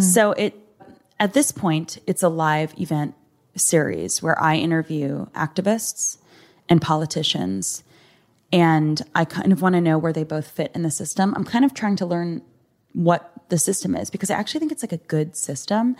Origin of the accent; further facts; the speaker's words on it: United States; I was born in this country